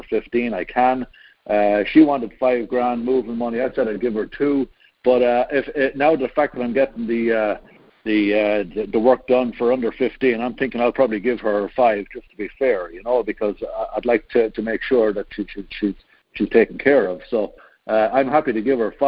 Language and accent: English; Ireland; now in Ohio, United States; I'm from Ireland